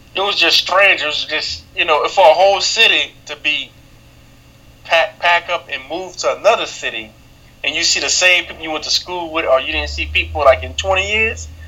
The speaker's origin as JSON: {"language": "English", "town": "New Orleans", "region": "Louisiana", "country": "United States", "tie": "born or raised there", "said": "born and raised in New Orleans, Louisiana"}